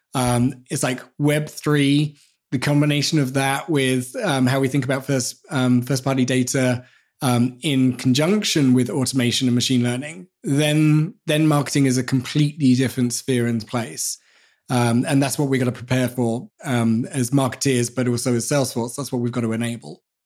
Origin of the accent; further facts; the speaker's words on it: England, United Kingdom; as English people